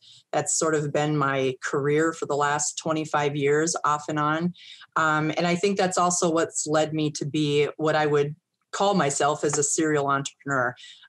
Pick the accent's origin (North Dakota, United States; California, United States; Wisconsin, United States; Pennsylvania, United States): North Dakota, United States; born there; But prior to that, I was born in North Dakota, went to college.